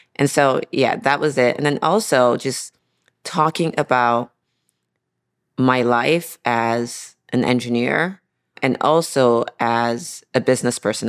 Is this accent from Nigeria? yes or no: yes; Nigeria; I grew up in Nigeria